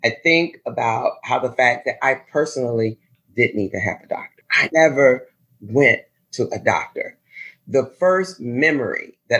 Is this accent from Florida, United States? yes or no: no; Chicago, Illinois, United States; As a kid, I grew up in the Inglewood community of Chicago